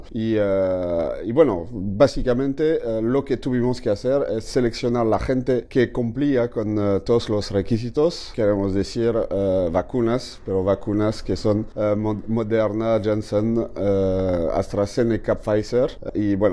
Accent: Mexico; andando en las calles de, Montreal, efectivamente somos los primeros mexicanos en, pisar las calles de Montreal.

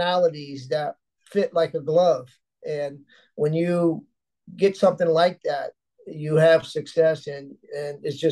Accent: Miami, Florida, United States; my hometown

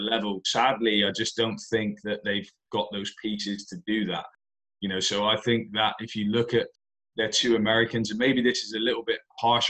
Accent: Plymouth, South West England, United Kingdom; it's my hometown.

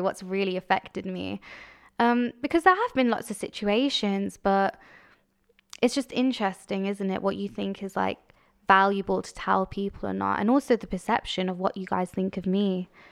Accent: Coventry, West Midlands, United Kingdom; I was born in Coventry. in what might say is the dodgy ends, but I had an amazing childhood, a great childhood

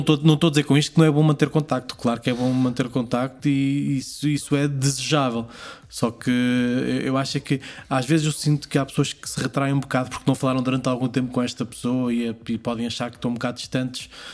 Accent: Portugal; moved away as an adult; also born or lived in Hamburg; o baile de São Silvestre, porque é a minha aldeia

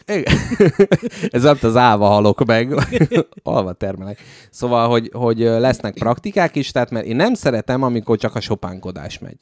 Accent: Budapest, Hungary; születtem Budapesten

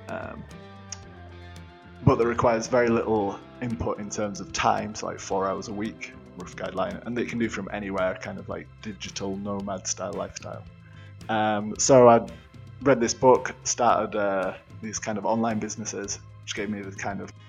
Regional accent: Yorkshire and the Humber, United Kingdom; I'm being from Yorkshire

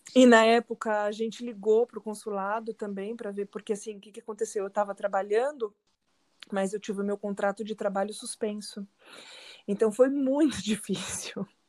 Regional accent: São Paulo, Brazil; moved away as an adult; also born or lived in São Bernardo do Campo, Brazil; now in Alcalá de Henares, Spain; eu sou de São Paulo, sou nascida em São Paulo, vivi muitos anos em São Bernardo, mas nos últimos 10 anos já vivi em São Paulo

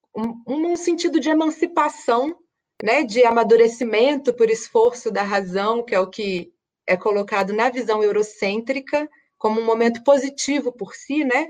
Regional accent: Minas Gerais, Brazil; moved away; also born or lived in Espírito Santo; sou mineira, nasci no interior de Minas, é, morei 10 anos no Espírito Santo

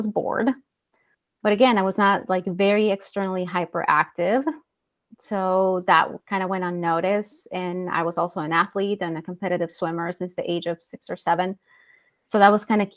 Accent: El Salvador; moved away as an adult; now in Iowa, United States; I'm originally from El Salvador in Central America. So I was born and raised there.

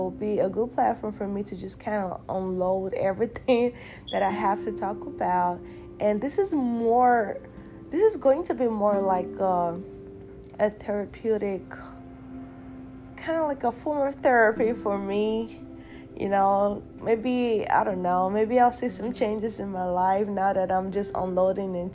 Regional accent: Nigeria; moved away as an adult; now in United States; I was born and raised in Nigeria, and I've only been in the United States for 8 years

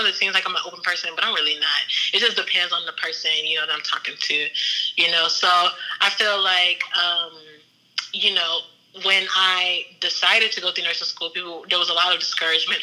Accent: Houston, Texas, United States; I'm from Houston

